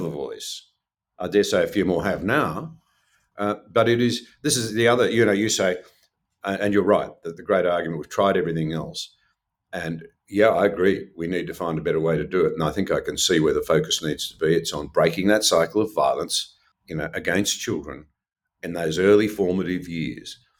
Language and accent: English; Gunnedah, New South Wales, Australia; I come from Gunnedah in the northwest